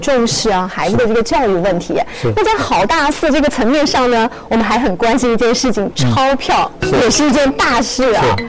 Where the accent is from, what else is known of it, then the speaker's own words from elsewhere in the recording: Hefei, Anhui, China; 我们合肥人